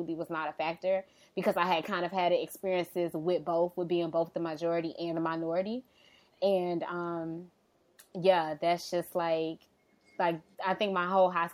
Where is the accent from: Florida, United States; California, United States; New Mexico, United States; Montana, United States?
Florida, United States; Miami; I grew up in the Liberty City area of Miami